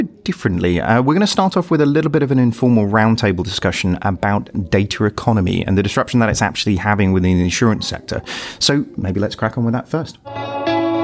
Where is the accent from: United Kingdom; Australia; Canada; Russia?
United Kingdom; Yorkshire and the Humber; As a Yorkshireman